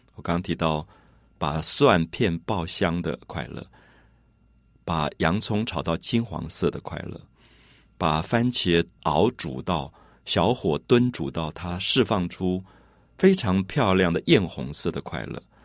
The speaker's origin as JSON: {"language": "Chinese", "region": "Taipei", "country": "Taiwan", "tie": "born or raised there", "said": "我自己小时候是在台北市大龙头的庙宇前面长大的"}